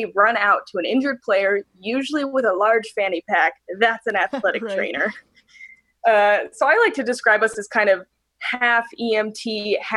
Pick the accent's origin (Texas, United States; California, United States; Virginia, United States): California, United States; San Diego; moved away as an adult; now in Missoula, United States; I grew up in San Diego area